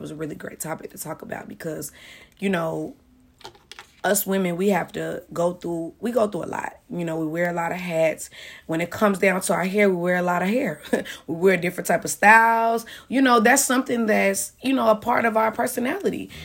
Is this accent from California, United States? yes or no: no; Chicago, Illinois, United States; moved away as an adult; also born or lived in Champaign, Illinois; now in Atlanta, United States; I'm from Chicago.